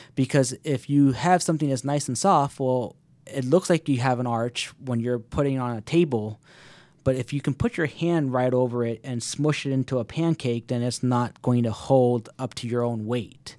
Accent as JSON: {"language": "English", "town": "Alpharetta", "region": "Georgia", "country": "United States", "tie": "born or raised there", "also_born_or_lived": "Miami / Washington, D.C. area", "moved": "as an adult", "said": "moved right back to my hometown of Alpharetta"}